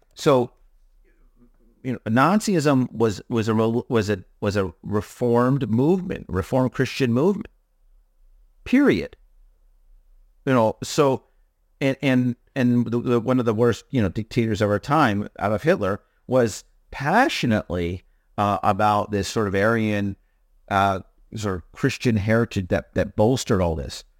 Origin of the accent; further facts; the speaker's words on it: Hudson Valley, New York, United States; you and I are locals, right? We're m, m, born and raised in the Hudson Valley